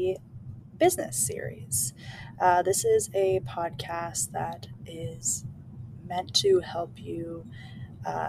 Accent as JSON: {"language": "English", "region": "California", "country": "United States", "tie": "born or raised there", "said": "I was born and raised in California"}